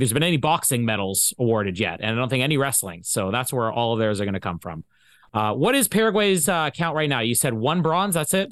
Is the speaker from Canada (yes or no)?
yes; Winnipeg, Manitoba, Canada; my hometown here in Winnipeg